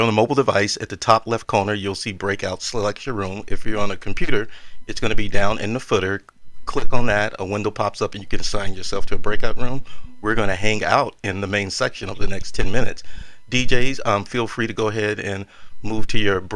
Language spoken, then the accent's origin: English; Texas, United States; I'm from Texas